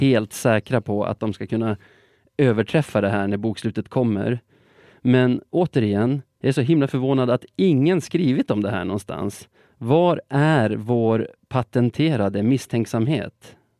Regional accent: Sweden; som svensk

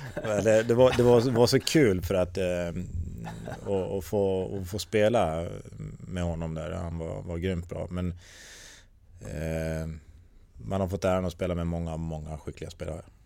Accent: Tierp, Uppsala County, Sweden; also born or lived in Gävle / North America; hemma i Tierp

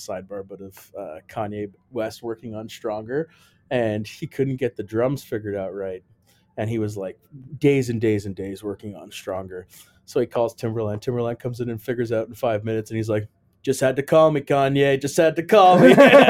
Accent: Canada; I'm the Canadian member of this Finnish trio.

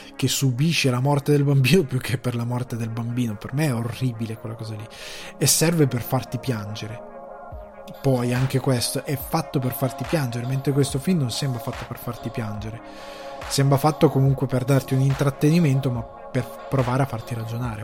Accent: Crema, Lombardy, Italy; a livello di origine sono cresciuto nel Cremasco

